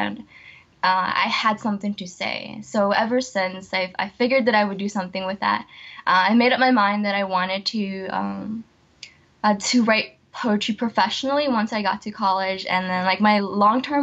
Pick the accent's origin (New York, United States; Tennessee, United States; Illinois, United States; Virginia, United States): Virginia, United States; Falls Church; also born or lived in El Salvador / Washington, D.C.; So I've actually been in the Falls Church area for almost my whole life.